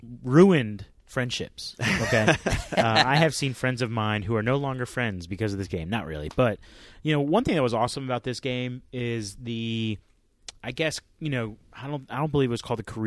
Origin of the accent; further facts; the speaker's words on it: Florida, United States; I grew up in Florida